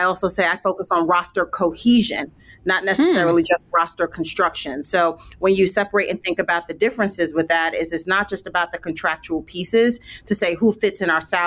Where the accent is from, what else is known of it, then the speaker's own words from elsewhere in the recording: New York City, New York, United States; moved away as an adult; now in Phoenix, United States; I'm from Brooklyn, New York. So I spent my time basically on every playground you can think about in the city